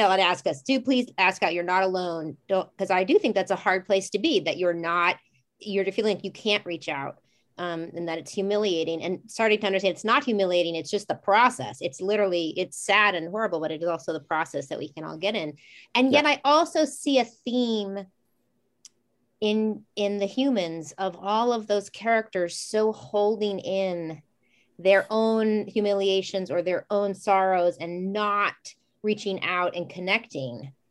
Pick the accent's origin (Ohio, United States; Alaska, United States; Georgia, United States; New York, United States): Ohio, United States; Warren; I grew up in Warren, Ohio, right near Youngstown, right near Scranton. There was all steel town stuff.